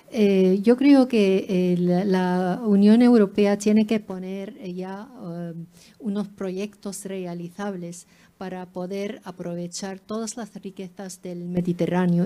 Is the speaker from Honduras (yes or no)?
no; Lebanon; yo soy del Líbano